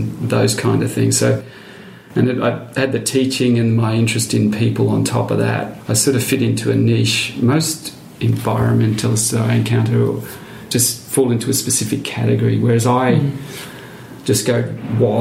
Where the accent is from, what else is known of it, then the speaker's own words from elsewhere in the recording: country Victoria, Australia; I'm from Victoria, so country Victoria